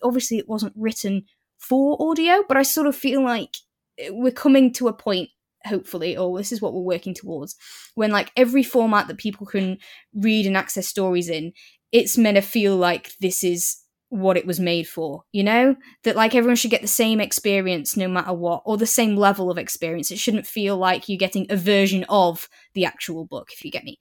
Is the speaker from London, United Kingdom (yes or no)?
no; Preston, North West England, United Kingdom; moved away as an adult; now in Newcastle, United Kingdom; 'cause I live in Newcastle now, but I grew up in Preston